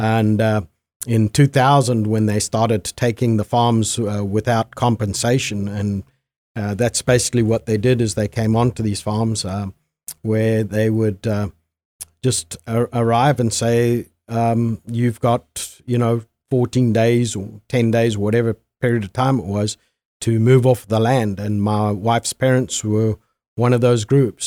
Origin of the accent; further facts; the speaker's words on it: Zimbabwe; moved away as an adult; now in United States; I was born and raised there and came to the United States in, uh, nineteen eighty-seven